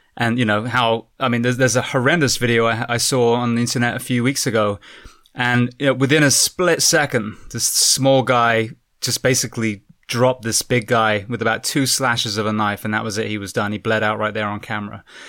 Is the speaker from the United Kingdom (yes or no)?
yes; United Kingdom; being British myself